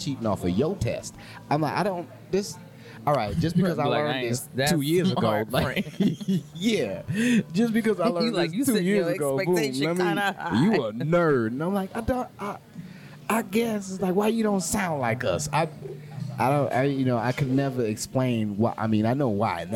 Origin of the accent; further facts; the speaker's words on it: New Orleans, Louisiana, United States; now in Houston, United States; because I'm from New Orleans, I do have a certain type of accent, but I don't get it until I go other places